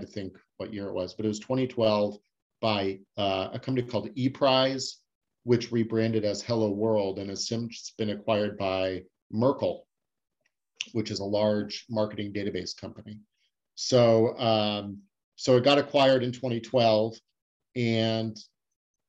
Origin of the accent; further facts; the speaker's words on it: Scottsdale, Arizona, United States; moved away as an adult; also born or lived in San Diego; I moved back to where I grew up in Scottsdale, Arizona